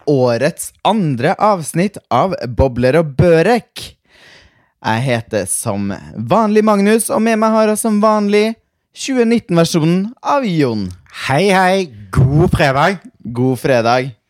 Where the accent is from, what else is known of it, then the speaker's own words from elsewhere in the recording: Stjørdal, Trøndelag, Norway; med en gang jeg kommer hjem, og hjem i Og da mener jeg hjemme i Trøndelag, Hjemme i Stjørdal. Når jeg er hjemme i Stjørdal i to timer, så har jeg på en måte dialekten på plass igjen.